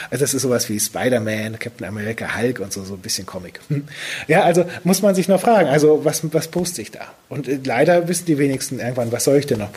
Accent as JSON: {"language": "German", "region": "Lower Saxony", "country": "Germany", "said": "Ja, also ich komme aus der Ecke von Cuxhaven, aus einem kleinen Dorf."}